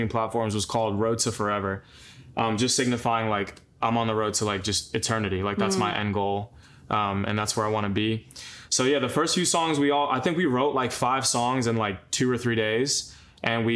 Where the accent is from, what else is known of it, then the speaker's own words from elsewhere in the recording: Long Island, New York, United States; moved away; we grew up in Long Island together